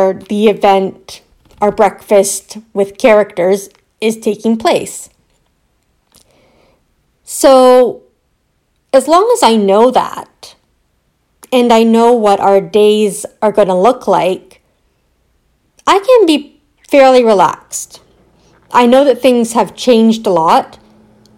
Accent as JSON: {"language": "English", "town": "Aurora", "region": "Ontario", "country": "Canada", "tie": "born or raised there", "also_born_or_lived": "Newmarket", "said": "my town or my hometown Aurora, so Newmarket or Aurora"}